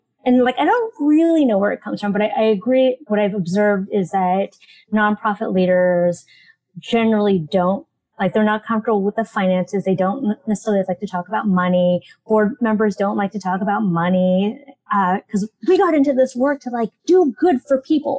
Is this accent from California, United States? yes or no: yes; San Francisco, California, United States; I grew up in San Francisco